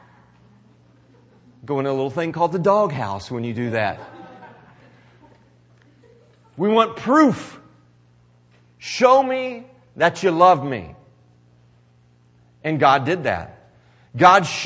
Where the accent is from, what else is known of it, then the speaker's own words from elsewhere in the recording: Missouri, United States; I'm from Missouri